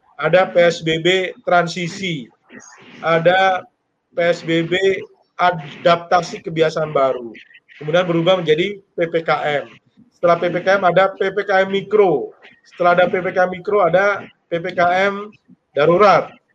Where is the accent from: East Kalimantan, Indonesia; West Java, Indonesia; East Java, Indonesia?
West Java, Indonesia; Bogor; kami warga Kota Bogor